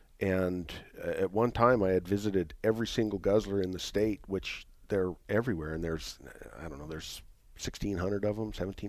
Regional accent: Winnemucca, Nevada, United States; also born or lived in Reno, Nevada; Yeah, I'm a Nevada kid. I grew up in Winnemucca and went to University of Nevada

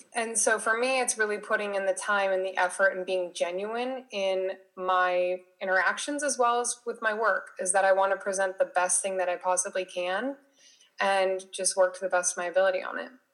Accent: Las Vegas, Nevada, United States; moved away as an adult; now in San Diego, United States; I live in San Diego, California, but I was originally from Las Vegas. I came to San Diego for school

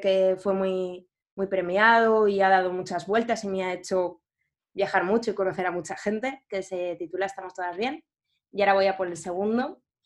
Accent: Valencia, Valencian Community, Spain; moved away as an adult; also born or lived in Turin; now in Madrid, Spain; Pues nací en, Valencia, eh, que es una ciudad, mm, así para decir, bueno, es, grandecilla de, España

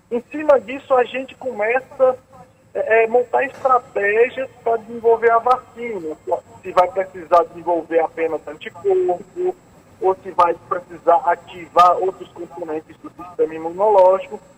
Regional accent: Northeast Region, Brazil; Eu inglês, vocês percebem, né? Que eu sou nordestino.

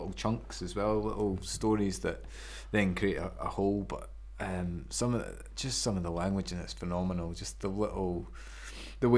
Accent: Cockenzie, Scotland, United Kingdom; I grew up just outside Edinburgh.

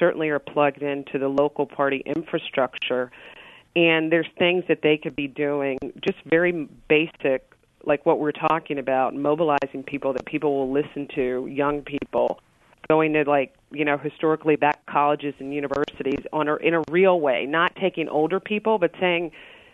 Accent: Richmond, Virginia, United States; I'm from Richmond, Virginia

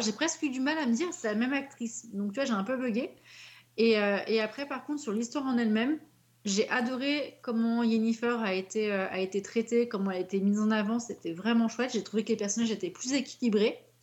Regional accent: Paris, Île-de-France, France; je suis de Paris

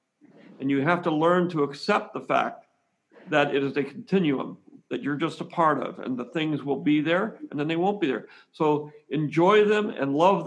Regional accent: San Francisco, California, United States; I'm from California. I'm from San Francisco, the Zen Buddhism capital of the United States.

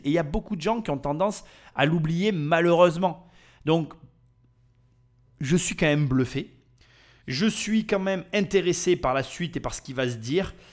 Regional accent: France; nous français

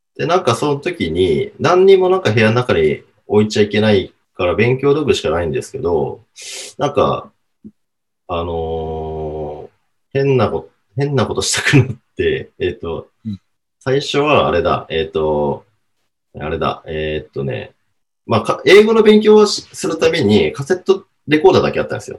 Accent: Hokkaido, Japan; also born or lived in Sapporo; now in Tokyo, Japan; 地元北海道

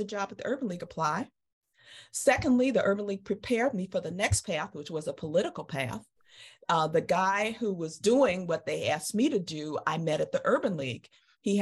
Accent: Chicago, Illinois, United States; moved away as an adult; came to Chicago and my hometown and lived with my dad

